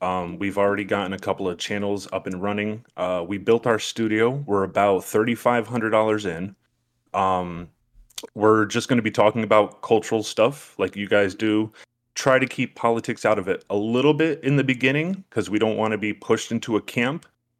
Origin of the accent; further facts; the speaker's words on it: New York, United States; But in my hometown in New York, we have a little project going on.